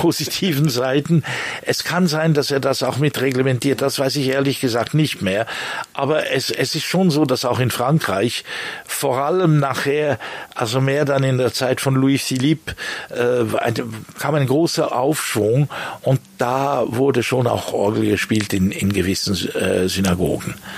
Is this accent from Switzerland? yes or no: yes; Bern, Switzerland; moved away as an adult; also born or lived in Lausanne / London / Germany / France; now in La Chaux-de-Fonds, Switzerland; Also ich bin in Lausanne geboren, in Bern aufgewachsen